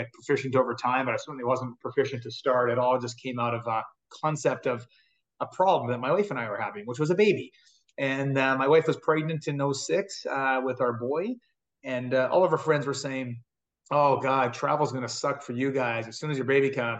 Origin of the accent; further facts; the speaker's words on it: Edmonton, Alberta, Canada; also born or lived in Big Island, Hawaii; I'm from Edmonton, Canada